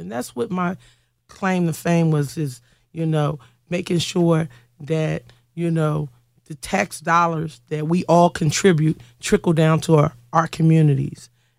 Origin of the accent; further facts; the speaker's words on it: Philadelphia, Pennsylvania, United States; I was born and raised here in Philadelphia, PA, raised mostly in West Philly, but since been residing here in Southwest Philly for over 20 years